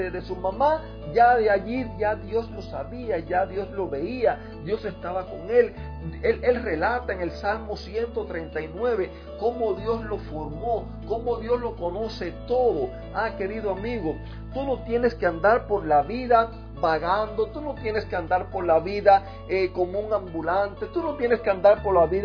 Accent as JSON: {"language": "Spanish", "country": "Cuba", "lives_now": "Jacksonville, United States", "said": "vivo en el 5355 Keystone Drive North, en Jacksonville, Florida. Eh, soy cubano, vengo de una familia eh, donde me, desde pequeño me criaron en un hogar donde iban a la iglesia."}